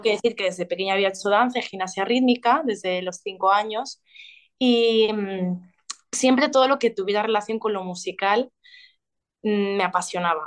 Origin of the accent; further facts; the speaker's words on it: Ibiza, Balearic Islands, Spain; now in Valencia, Spain; como nací en una isla, bueno, crecí en una isla, en Ibiza, al estar aislados los, ibicencos mm, viajamos mucho